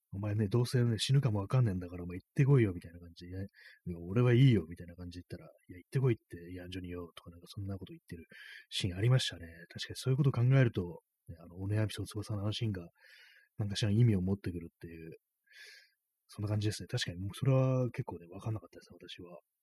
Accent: Japan; この国に生まれ育って

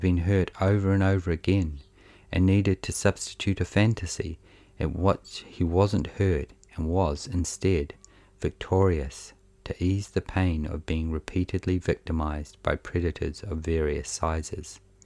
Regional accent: New Zealand; accent: Kiwi; the dull monotone of my Kiwi accent

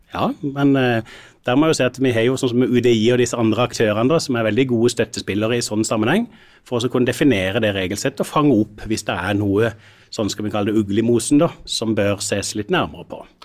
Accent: Sørlandet, Norway; jeg er jo sørlending

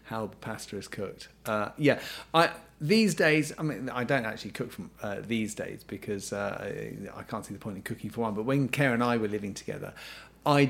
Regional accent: England, United Kingdom; we were just English, you know, and I grew up feeling thoroughly English.

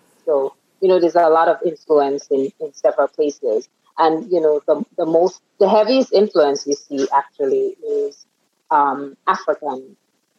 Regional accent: Grenada; I was born and reared in the Caribbean, on the Caribbean island of Grenada

